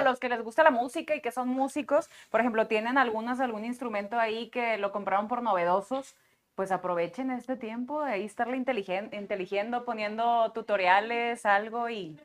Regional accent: Monterrey, Nuevo León, Mexico; soy nacida acá en Monterrey, sin embargo tengo raíces cubanas y mm. españolas.

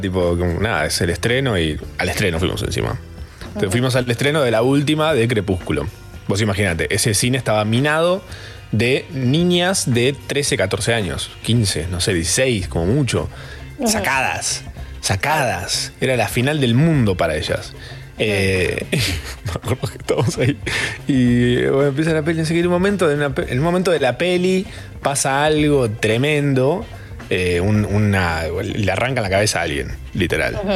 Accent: Capilla del Monte, Córdoba, Argentina; yo soy de Capilla del Monte

